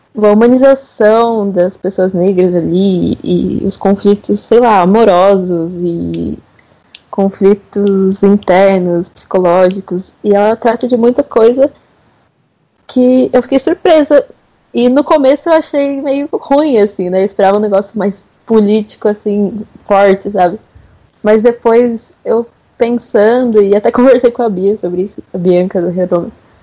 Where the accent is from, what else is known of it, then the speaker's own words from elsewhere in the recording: São Paulo, Brazil; now in Minas Gerais, Brazil; Eu sou de São Paulo, mas moro em Minas Gerais atualmente